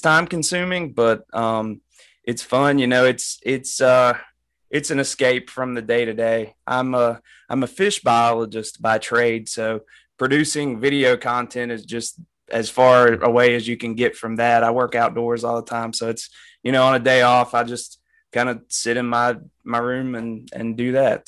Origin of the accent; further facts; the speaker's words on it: Appalachian Mountains, United States; I'm from the Appalachian Mountains